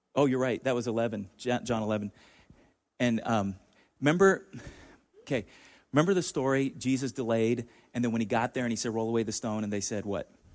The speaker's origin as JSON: {"language": "English", "town": "Chula Vista", "region": "California", "country": "United States", "tie": "born or raised there", "said": "I grew up in Chula Vista, about five minutes from the border"}